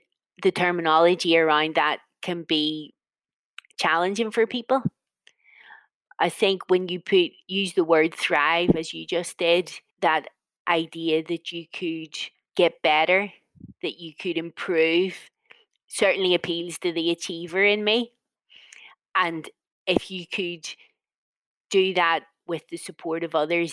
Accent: Northern Ireland, United Kingdom; I'm from a Northern Irish version of a mixed family, mixed marriage.

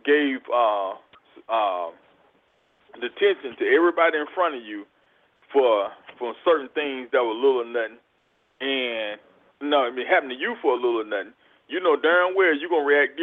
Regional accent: South Mississippi, United States; that's South Mississippi where I'm from. I'm not from Laurel, but South Mississippi

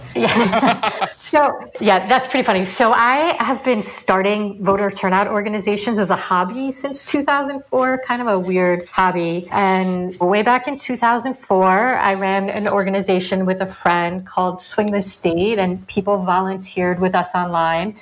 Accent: United States; I'm from New York

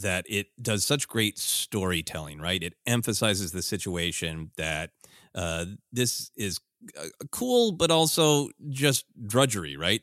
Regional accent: Minnesota, United States; growing up in Minnesota

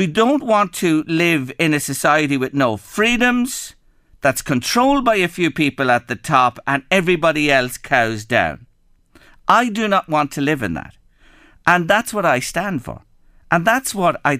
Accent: Ireland; I was born in Ireland, a democratic country

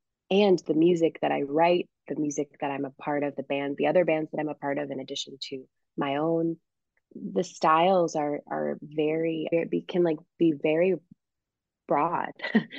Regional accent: Springfield, Massachusetts, United States; the community music school where I grew up in my hometown of Springfield, Massachusetts.

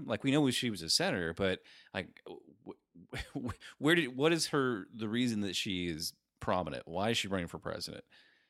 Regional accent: Michigan, United States; born or raised there

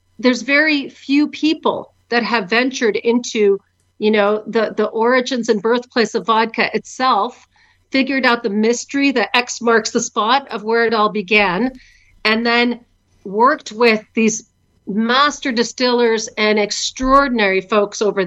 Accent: Canada; moved away as an adult; also born or lived in Ukraine; I was born here in Canada, but 25 years ago, I moved to Ukraine with my husband, John

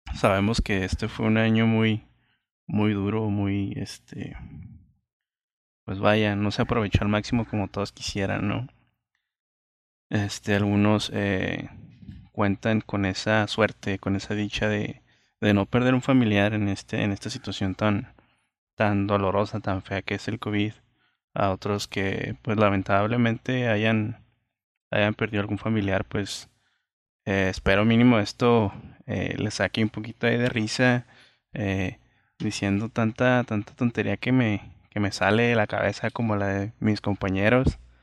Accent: Villa Juárez, Mexico; soy de Villajuárez

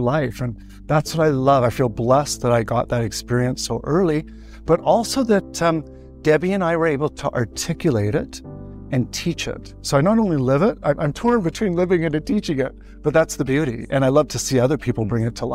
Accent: Canada; I'm Canadian

